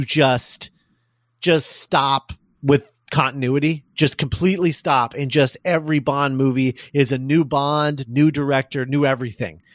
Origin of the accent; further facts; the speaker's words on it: Columbus, Indiana, United States; my hometown of Columbus, Indiana